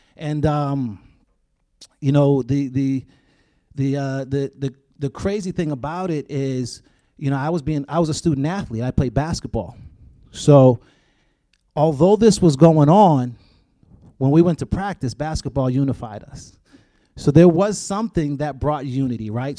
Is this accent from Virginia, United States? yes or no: no; Boston, Massachusetts, United States; growing up in Boston, uh, Massachusetts